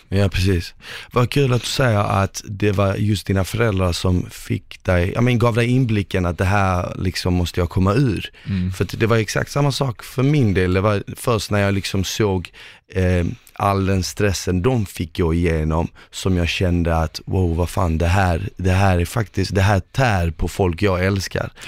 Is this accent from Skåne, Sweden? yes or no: yes; Malmö, Skåne, Sweden; also born or lived in Bosnia and Herzegovina; jag är uppvuxen eh, eh, på Rosengård